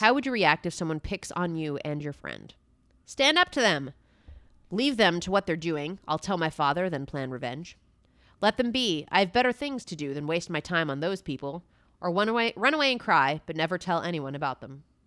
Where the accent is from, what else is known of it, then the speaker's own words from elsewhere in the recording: New Jersey, United States; when I was growing up in New Jersey